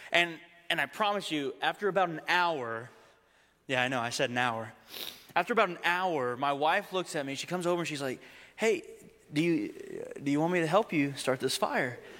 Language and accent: English; Texas, United States; Remember, I grew up in Texas, okay?